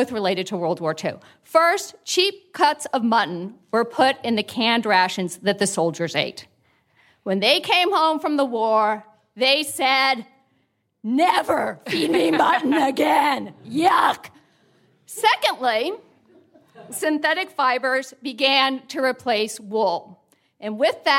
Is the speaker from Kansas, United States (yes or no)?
no; Manassas, Virginia, United States; I'm from Manassas, Virginia